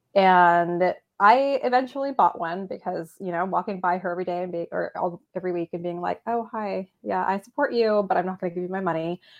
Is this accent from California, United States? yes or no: yes; San Francisco, California, United States; moved away as an adult; now in Willamette Valley, Oregon, United States; I was born and raised in San Francisco.